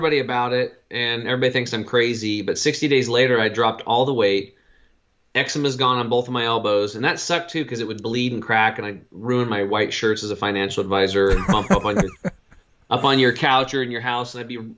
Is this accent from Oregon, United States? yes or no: yes; Eastern Oregon, United States; born or raised there